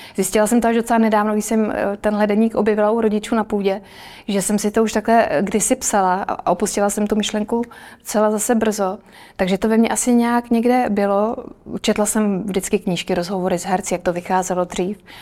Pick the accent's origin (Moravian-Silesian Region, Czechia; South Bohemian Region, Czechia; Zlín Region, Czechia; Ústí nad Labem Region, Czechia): Moravian-Silesian Region, Czechia; Krnov; also born or lived in Brno; now in Prague, Czech Republic; Já teda jsem z malého města, vyrůstala jsem v Krnově